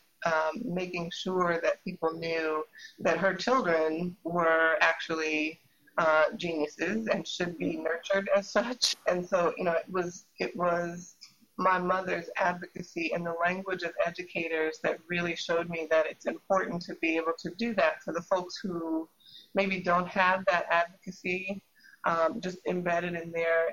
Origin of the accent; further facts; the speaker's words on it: Indianapolis, Indiana, United States; my siblings and I are, on my dad's side, the first generation born in Indianapolis